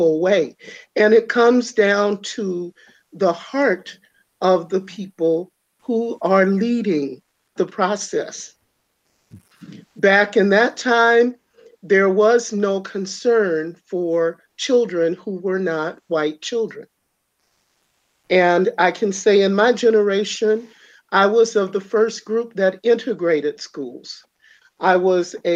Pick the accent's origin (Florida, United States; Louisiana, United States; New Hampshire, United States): Louisiana, United States; moved away; growing up in Louisiana